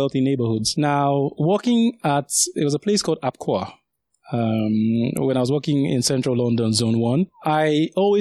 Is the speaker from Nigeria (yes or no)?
yes; Lagos, Nigeria; also born or lived in Sagamu, Ogun State, Nigeria; now in United Kingdom; I grew up in the south, initially in a place called Sagamu, which is in Ogun State. And then after that, we moved to Lagos, where I spent most of my sort of youth